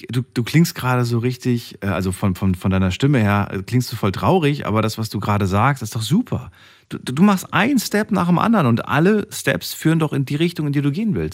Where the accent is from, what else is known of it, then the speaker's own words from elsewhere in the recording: Stuttgart, Baden-Württemberg, Germany; Stuttgart. Ecke Stuttgart, das reicht schon.